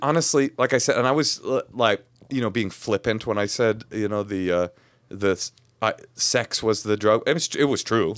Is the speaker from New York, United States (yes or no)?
no; Bay Area, California, United States; I was raised in the Bay Area